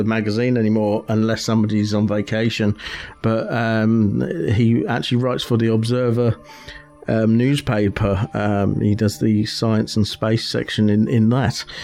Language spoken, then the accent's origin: English; United Kingdom; I'm a British